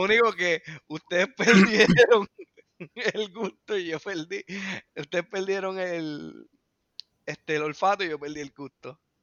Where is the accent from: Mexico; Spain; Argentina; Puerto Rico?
Puerto Rico; nosotros somos boricuas